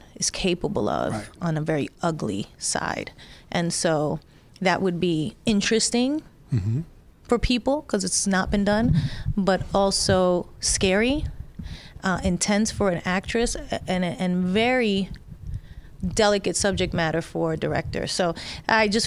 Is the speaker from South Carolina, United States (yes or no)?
no; New York City, New York, United States; growing up in the Bronx